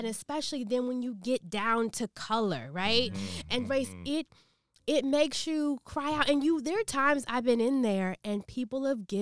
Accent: Washington, District of Columbia, United States; I grew up in D.C.

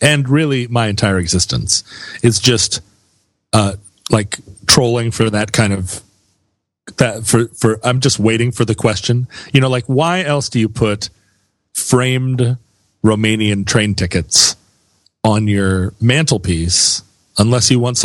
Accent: Seattle, Washington, United States; I was from Seattle, Washington

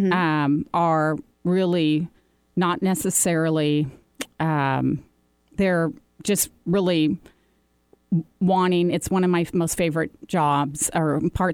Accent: Seattle, Washington, United States; I'm a native here

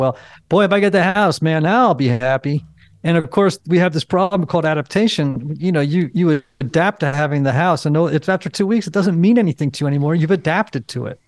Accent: Greenwich, Connecticut, United States; I grew up in Greenwich, Connecticut

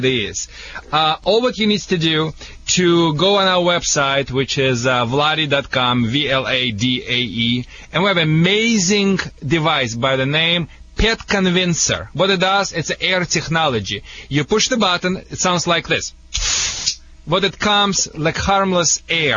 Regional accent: Russia; English is a second language; moved away as an adult; also born or lived in Siberia / Moscow; now in Detroit, United States; I moved directly from Russia with to the Metro Detroit, to the Detroit, Michigan

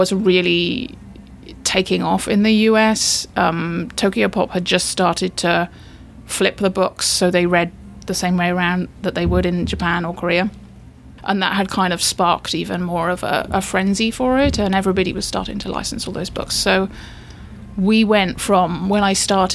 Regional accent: England, United Kingdom; moved away; as you can probably tell, I'm from England.

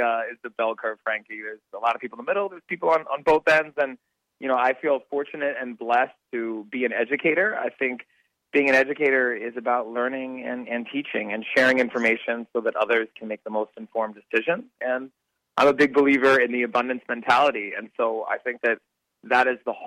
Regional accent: United States; I am Indian American, yes. But when I go to India, I'm just American

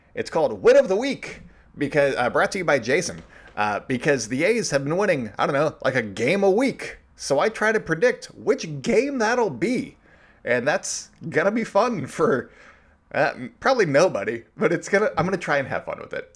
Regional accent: East Bay, California, United States; now in Oakland, United States; been to Oakland growing up in the East Bay

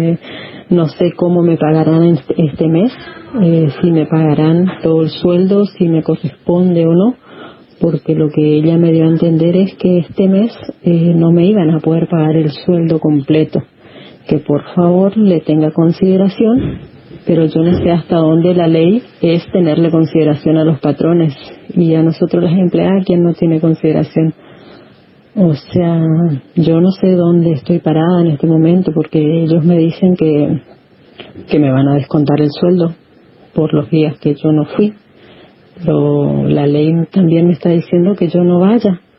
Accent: Corrientes, Argentina; soy de Corrientes

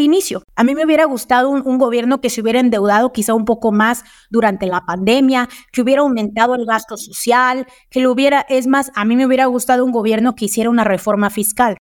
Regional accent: Mexico; somos el país

